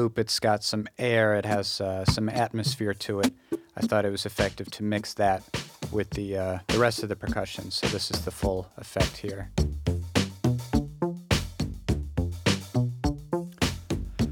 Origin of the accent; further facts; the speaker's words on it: United States; also born or lived in Japan; settle back into my hometown area